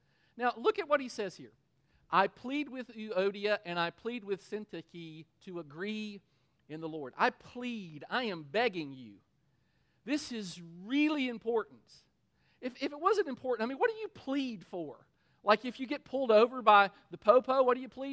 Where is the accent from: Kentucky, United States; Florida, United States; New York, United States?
Kentucky, United States; We're from Kentucky